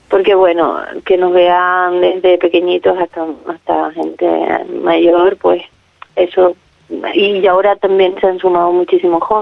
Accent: Gran Canaria, Canary Islands, Spain; soy de Gran Canaria

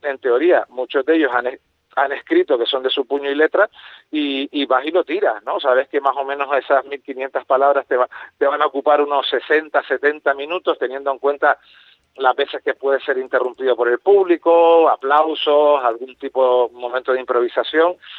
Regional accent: Canary Islands, Spain; teníamos los complejos los canarios de nuestra manera de hablar

